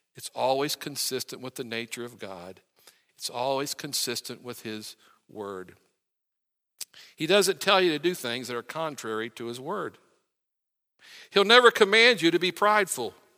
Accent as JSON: {"language": "English", "region": "West Virginia", "country": "United States", "said": "I'm from West Virginia"}